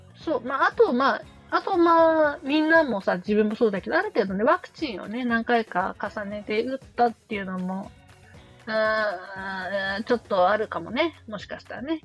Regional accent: Sapporo, Hokkaido, Japan; 地元札幌

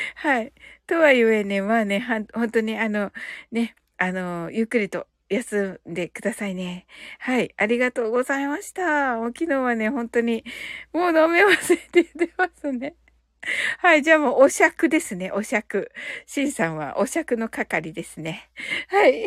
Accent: Kyushu, Japan; also born or lived in Canada; 私ね、九州人なんでね

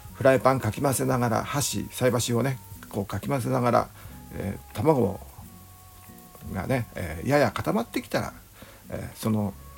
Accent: Japan; 日本で生まれ育っ

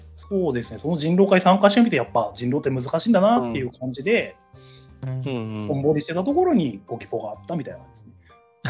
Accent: Ashikaga, Tochigi, Japan; 地元は栃木県足利市に今も昔も在住在住です。

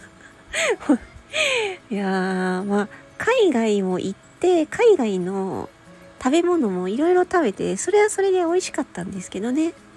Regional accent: Japan; 日本に生まれて

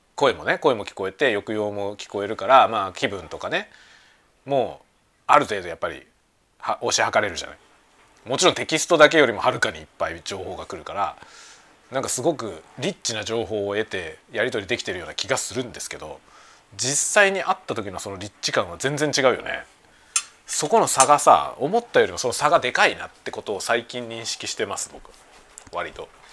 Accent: Japan; 同じ日本人だからさ。

